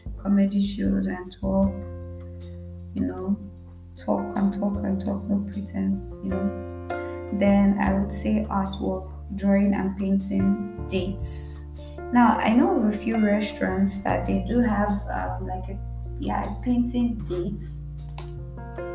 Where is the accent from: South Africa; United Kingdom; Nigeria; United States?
Nigeria; as a Nigerian girl